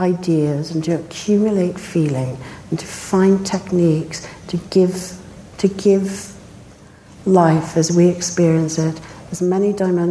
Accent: South Africa; born there; I was born in South Africa, and I saw the struggle to make a democracy

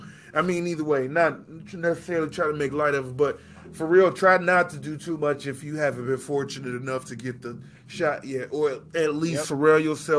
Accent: Chicago, Illinois, United States; This podcast is about two rude boys from Chicago

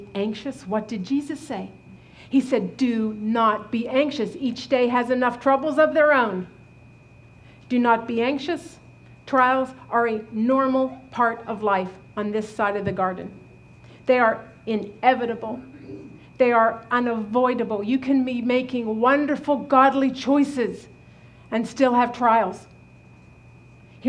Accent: Butler, Pennsylvania, United States; moved away; also born or lived in Virginia; We had this rental house back in my hometown in Butler, Pennsylvania

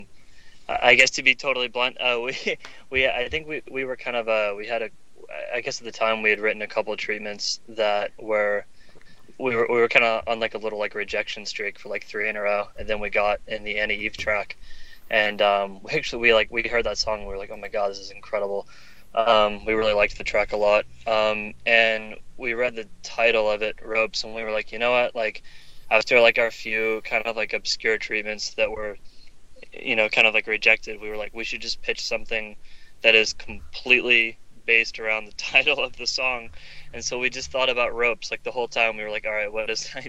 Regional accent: the South, United States; I grew up in the South

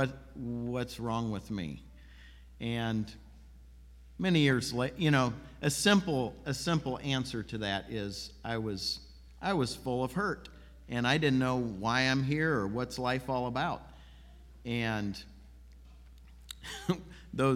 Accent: Peoria, Illinois, United States; I grew up in Peoria, Illinois

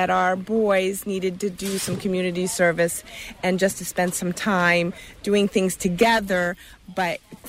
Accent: Winterport, Maine, United States; I'm from Winterport, Maine.

